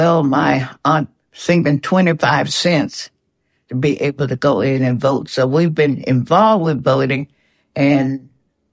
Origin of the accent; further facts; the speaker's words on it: Jackson, Tennessee, United States; moved away as an adult; also born or lived in Chicago, Illinois / Nashville, Tennessee / New York City; now in San Francisco, United States; I was born in Chicago, Illinois, but I was raised in Jackson, Tennessee